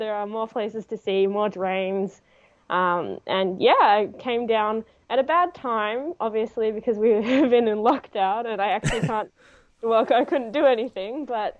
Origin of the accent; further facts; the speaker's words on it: Canberra, Australian Capital Territory, Australia; moved away as an adult; also born or lived in Queensland; now in Melbourne, Australia; Yeah, so I was basically born and raised in Canberra. I, you know, had a brief stint when I was, you know, 1 to 4 in Queensland